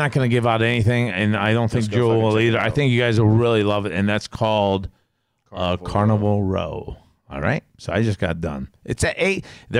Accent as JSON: {"language": "English", "country": "Canada", "said": "I'm a Canadian."}